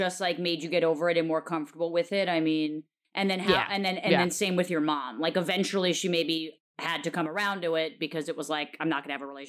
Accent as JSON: {"language": "English", "town": "New York City", "region": "New York", "country": "United States", "tie": "born or raised there", "said": "even growing up in New York fucking city"}